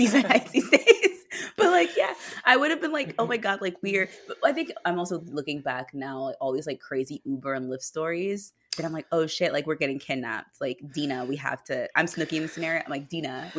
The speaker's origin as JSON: {"language": "English", "country": "United States", "said": "I'm American"}